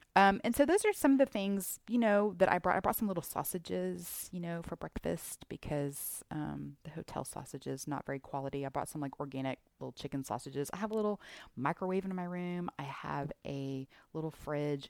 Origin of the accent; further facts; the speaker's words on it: Houston, Texas, United States; I'm from Houston